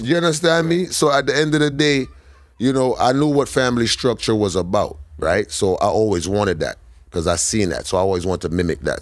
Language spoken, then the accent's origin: English; New York City, New York, United States; we grew up in a brownstone in, in the middle of Flatbush.